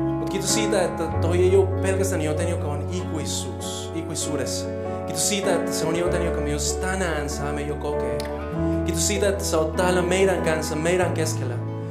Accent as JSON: {"language": "Finnish", "country": "Colombia", "second_language": "Finnish", "moved": "yes", "lives_now": "Finland", "said": "mä oon kolumbialainen"}